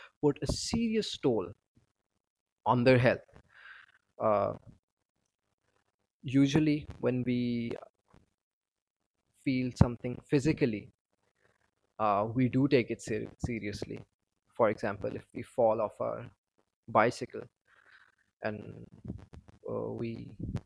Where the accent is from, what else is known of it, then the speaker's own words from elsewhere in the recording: Pakistan; I'm from Pakistan